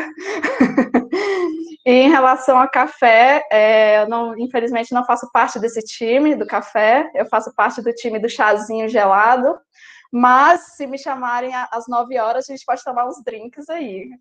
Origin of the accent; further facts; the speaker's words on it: Brasília, Federal District, Brazil; sou de Brasília.